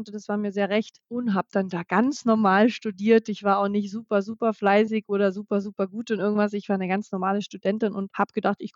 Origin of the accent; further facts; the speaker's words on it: Brandenburg, Germany; Ich komme aus Brandenburg, also Ostdeutschland